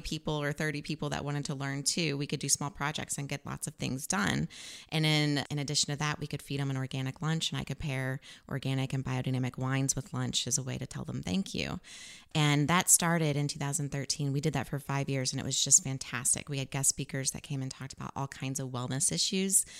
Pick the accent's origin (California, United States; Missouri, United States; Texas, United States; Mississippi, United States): Missouri, United States; also born or lived in Farmington, Missouri; I was born in Farmington, Missouri, and I traveled with my mom and my sister and lived in different places all over Missouri